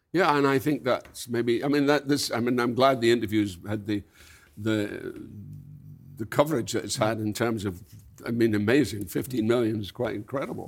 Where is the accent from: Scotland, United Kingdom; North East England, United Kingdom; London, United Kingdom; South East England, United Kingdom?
Scotland, United Kingdom; when I grew up in Scotland, it was North Britain